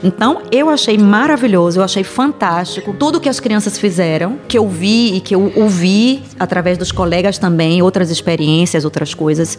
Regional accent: Bahia, Brazil; moved away; Mas na minha região, eu venho da Bahia, e lá na minha região a gente também fala a palavra preto e preta

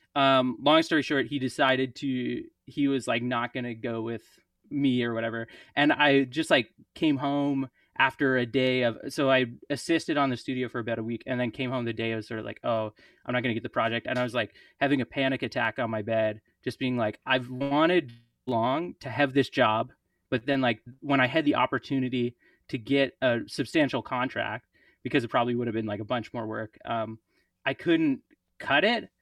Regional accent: Prince Edward Island, Canada; also born or lived in St. John's, Newfoundland; now in Montreal, Canada; I grew up in Prince Edward Island

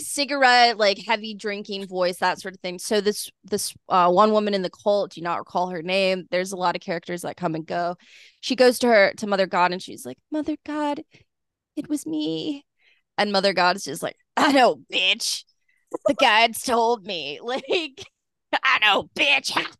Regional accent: Kansas, United States; also born or lived in Lawrence, Kansas; growing up in Kansas and then, like, in Lawrence

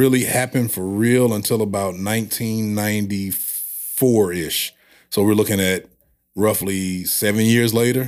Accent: St. Louis, Missouri, United States; I grew up on the west side of Saint Louis.

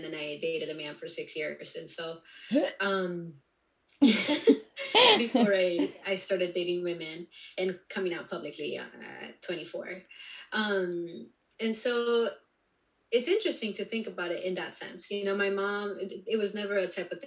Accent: Colombia; now in United States; I'm Colombian, and I was born in Colombia, and I was raised Catholic, but my mom wasn't overtly Catholic until we came to the United States.

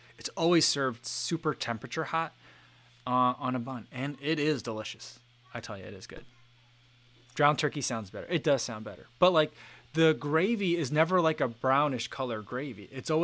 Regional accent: New Jersey, United States; now in Iowa, United States; We had a dish growing up in New Jersey.

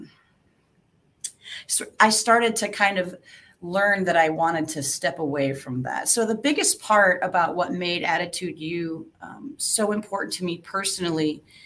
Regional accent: Bensenville, Illinois, United States; moved away as an adult; also born or lived in Wood Dale, Illinois / New Mexico / England; I grew up in Chicago, just outside of Chicago in Bensonville. I lived in Wooddale

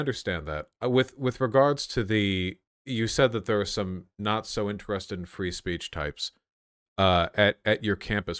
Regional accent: Beverly Hills, California, United States; now in Pacific Northwest, United States; Yes, I grew up in Beverly Hills.

